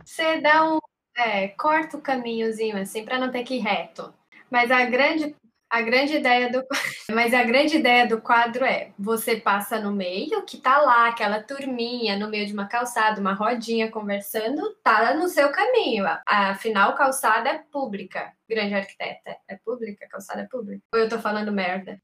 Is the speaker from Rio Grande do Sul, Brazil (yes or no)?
no; Quixadá, Ceará, Brazil; now in São Paulo, Brazil; eu estou em São Paulo, mas eu também sou de Quixadá, morei no interior, mais interior que a Dávila